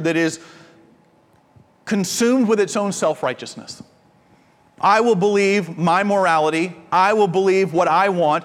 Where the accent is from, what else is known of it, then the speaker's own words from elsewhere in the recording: Georgia, United States; I'm from Georgia